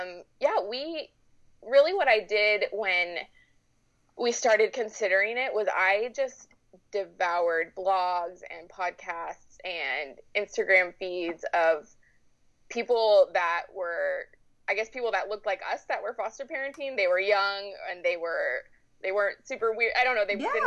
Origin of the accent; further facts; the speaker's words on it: Colorado Springs, Colorado, United States; moved away as an adult; now in Sacramento, United States; I grew up in Colorado Springs, Colorado, and was born and raised there my whole life